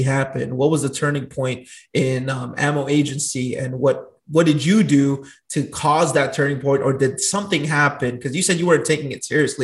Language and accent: English; Long Beach, California, United States; I grew up in Long Beach, Carson, Compton area.